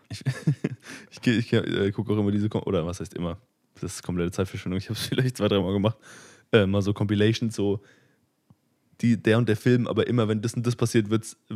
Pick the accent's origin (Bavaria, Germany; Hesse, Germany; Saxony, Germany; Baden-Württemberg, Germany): Saxony, Germany; Leipzig; Ich komme aus Leipzig, by the way.